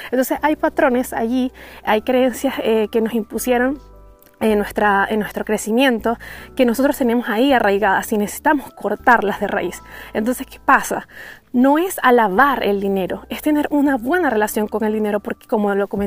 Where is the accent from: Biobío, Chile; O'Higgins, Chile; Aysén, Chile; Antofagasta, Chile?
Antofagasta, Chile; Yo soy de Chile y más específico de Antofagasta.